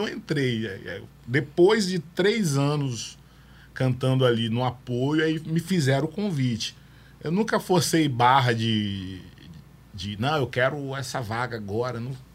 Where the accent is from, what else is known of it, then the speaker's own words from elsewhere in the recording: Vitória, Espírito Santo, Brazil; also born or lived in Rio de Janeiro; eu vim do Rio de Janeiro pro Morro do Moscoso, que eu morei no Morro do Moscoso